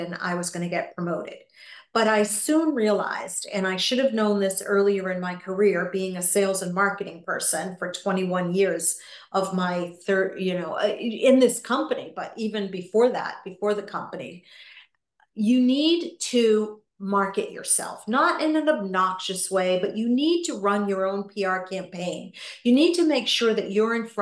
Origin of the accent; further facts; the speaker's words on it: New England, United States; I grew up in New England